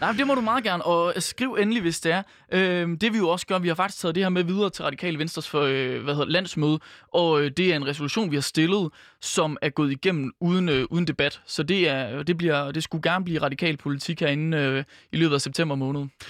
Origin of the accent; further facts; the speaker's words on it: Skjern, Central Denmark Region, Denmark; moved away; den lille vestjyske by, hvor jeg for eksempel er fra, der er Skjern på 7.500 indbyggere